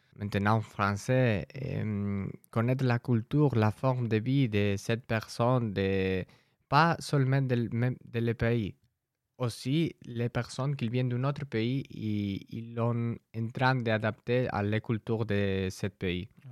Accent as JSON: {"language": "French", "country": "Spain", "second_language": "French", "moved": "yes", "lives_now": "France", "said": "je viens de l'Espagne"}